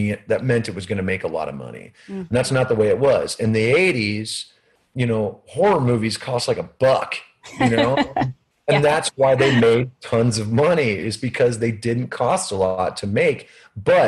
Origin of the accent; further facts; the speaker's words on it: Des Moines, Iowa, United States; growing up in Des Moines